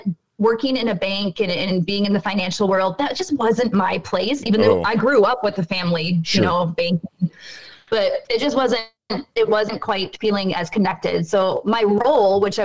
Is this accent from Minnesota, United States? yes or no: yes; Byron, Minnesota, United States; moved away as an adult; Byron, Minnesota, where I grew up, a town of 3,000